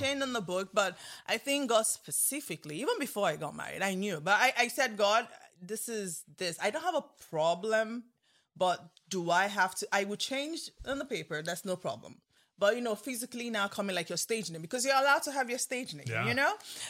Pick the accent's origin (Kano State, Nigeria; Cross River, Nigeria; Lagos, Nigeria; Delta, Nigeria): Cross River, Nigeria; Calabar; you know, my lovely pastor I grew up with in Calabar, where I went to school.